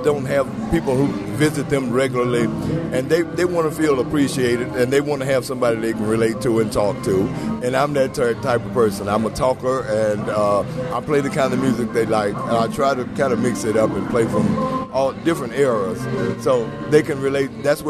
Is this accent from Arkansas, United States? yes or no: yes; Little Rock, Arkansas, United States; now in Memphis, United States; I came here from Little Rock, Arkansas, right at the end of Stax Records.